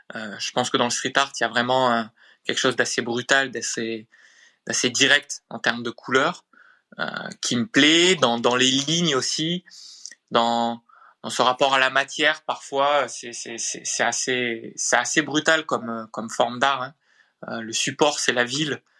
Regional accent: Montpellier, Occitania, France; Je suis de Montpellier.

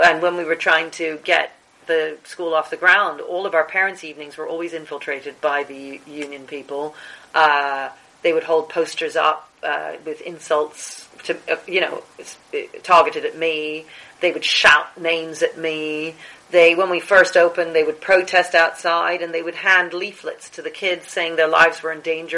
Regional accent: New Zealand; now in United Kingdom; I was born in New Zealand

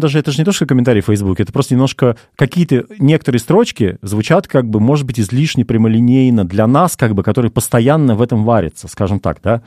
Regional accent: Russia; moved away as an adult; мы с тобой все-таки, Паш, русские люди

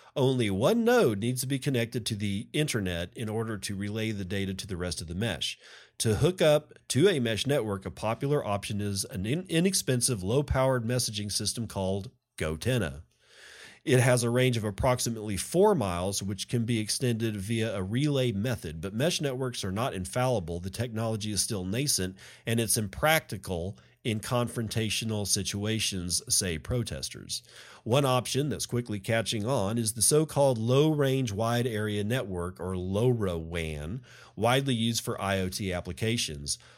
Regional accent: Texas, United States; I'm a Texan that loves the state of Texas

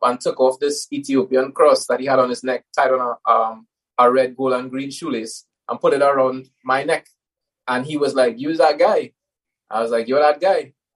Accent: Trinidad & Tobago; I was born in Trinidad, both to very closed communities.

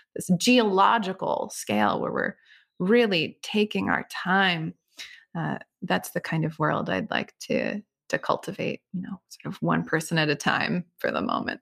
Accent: Connecticut, United States; I grew up in Connecticut on the lands of the Niantic Indian tribe

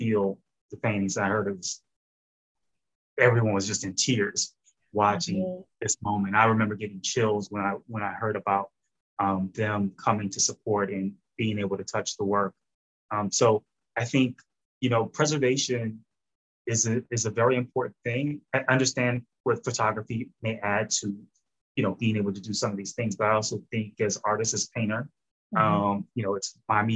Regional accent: New Orleans, Louisiana, United States; I grew up in New Orleans

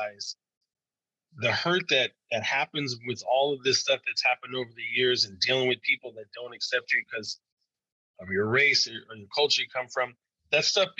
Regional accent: Arizona, United States; Growing up in Arizona was interesting

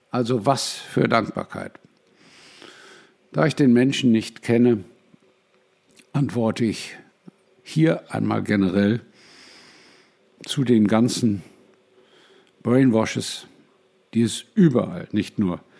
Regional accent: United States; Ich bin Amerikaner.

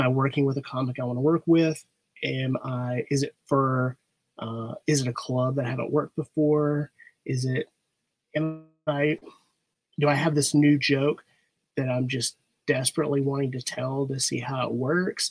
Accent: Arkansas, United States; I'm originally from Arkansas

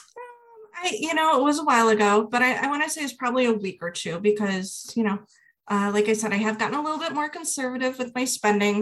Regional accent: Midwest, United States; I'm from the Midwest and I work in higher education

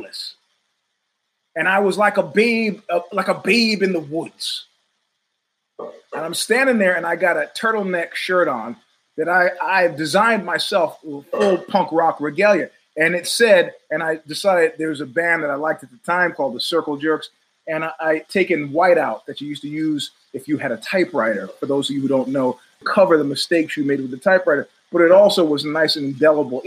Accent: New York, United States; now in Northern California, United States; I'm originally from New York

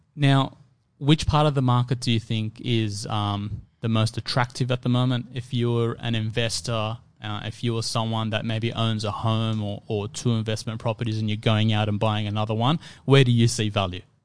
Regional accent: Sydney, New South Wales, Australia; I grew up in Fairfield

